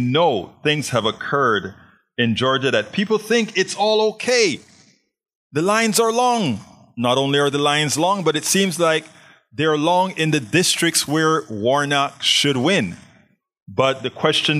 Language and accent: English; Panama; now in Houston, United States; I'm from Panama, Central America